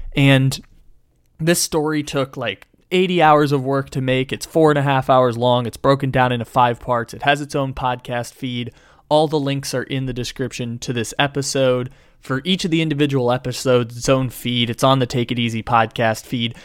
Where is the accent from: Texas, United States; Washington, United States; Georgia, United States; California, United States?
California, United States; San Diego; also born or lived in Sacramento; I am from San Diego, California. I was born there and raised there.